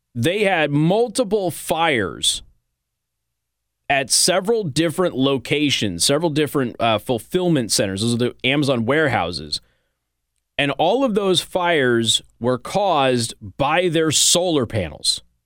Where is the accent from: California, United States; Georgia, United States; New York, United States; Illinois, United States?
California, United States; moved away; I was born in California